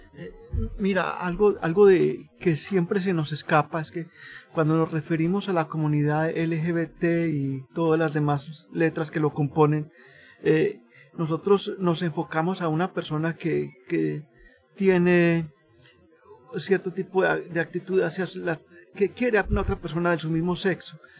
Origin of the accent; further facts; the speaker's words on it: Colombia; soy de Colombia